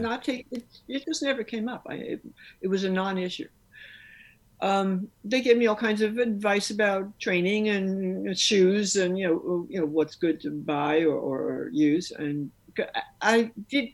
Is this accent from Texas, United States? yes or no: no; New York City, New York, United States; I'm from New York City